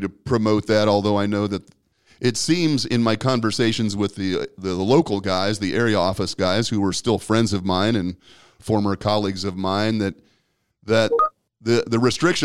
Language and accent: English; Omaha, Nebraska, United States; I was born and raised in Omaha